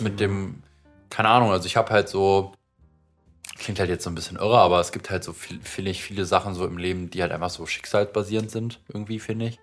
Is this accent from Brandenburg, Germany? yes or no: yes; Potsdam, Brandenburg, Germany; born or raised there